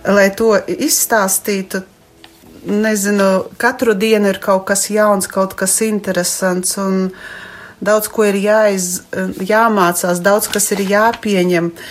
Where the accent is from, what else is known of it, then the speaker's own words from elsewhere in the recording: Ilūkste, Augšdaugava Municipality, Latvia; esmu no Ilūkstes